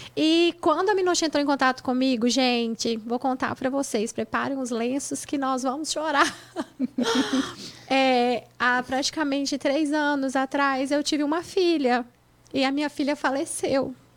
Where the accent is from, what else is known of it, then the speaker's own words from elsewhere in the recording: Mantenópolis, Espírito Santo, Brazil; moved away as an adult; now in United States; da minha cidade, onde eu nasci, que é Mantenópolis